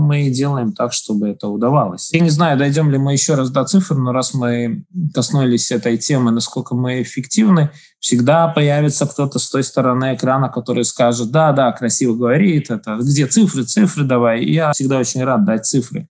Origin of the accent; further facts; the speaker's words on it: Daugavpils, Latvia; я родился в Долгопилсе, я здесь живу, здесь моя семья